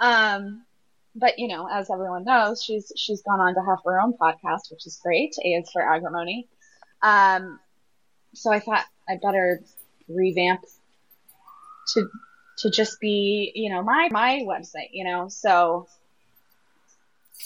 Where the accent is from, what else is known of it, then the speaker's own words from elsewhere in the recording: Southwest, United States; I'm from the Southwest